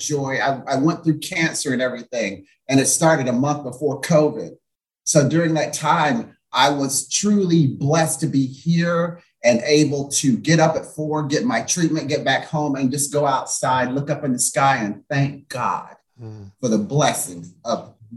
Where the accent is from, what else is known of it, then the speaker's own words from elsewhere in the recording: Greeneville, Tennessee, United States; now in Palm Springs, United States; a little colored boy from Greenville, Tennessee, in Palm Springs